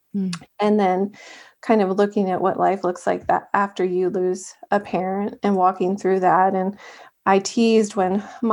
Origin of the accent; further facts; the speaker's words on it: Maryland, United States; also born or lived in Virginia; We're both from Maryland